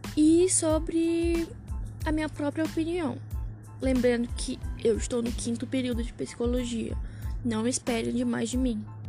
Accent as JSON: {"language": "Portuguese", "town": "São Luís", "region": "Maranhão", "country": "Brazil", "moved": "yes", "lives_now": "São Paulo, Brazil", "said": "moro em São Paulo, mas sou de São Luís"}